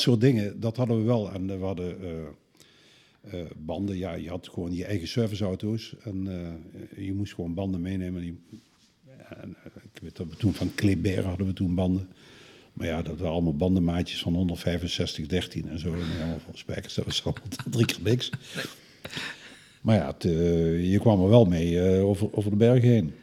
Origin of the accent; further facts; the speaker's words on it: Netherlands; als Hollander